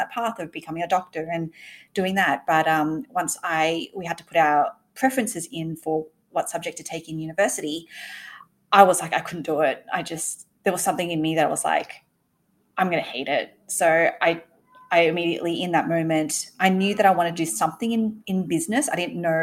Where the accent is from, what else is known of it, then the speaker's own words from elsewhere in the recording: Sydney, New South Wales, Australia; also born or lived in Malaysia; I grew up in Sydney, moved over there from Malaysia. So my parents actually originally from Malaysia, and moved over when I was a baby